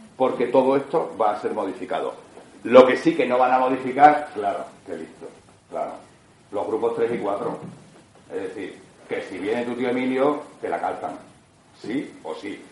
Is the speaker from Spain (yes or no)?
yes; Extremadura, Spain; los extremeños somos los em, españoles con la mayor presión fiscal que hay en España